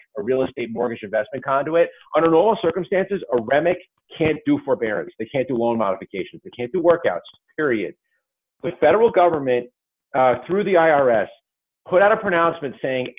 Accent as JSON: {"language": "English", "region": "New York", "country": "United States", "said": "my home state of New York"}